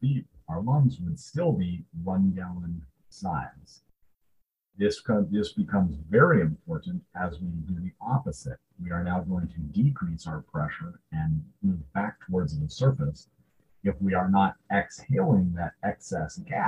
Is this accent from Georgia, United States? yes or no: no; Southern California, United States; I grew up in Southern California